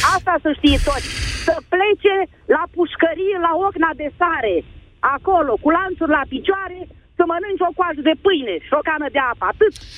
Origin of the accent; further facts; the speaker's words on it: Vrancea County, Romania; Sunt de undeva din Vrancea.